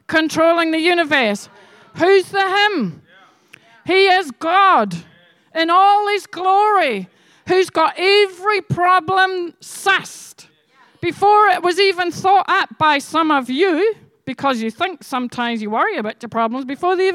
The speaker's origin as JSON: {"language": "English", "region": "Scotland", "country": "United Kingdom", "said": "I'm Scottish"}